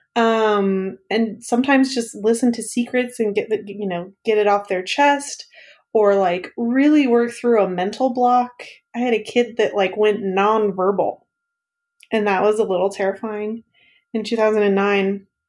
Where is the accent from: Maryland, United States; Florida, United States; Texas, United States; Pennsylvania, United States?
Texas, United States; East; moved away as an adult; now in Kansas City, United States; I grew up in the Piney Hills region of East Texas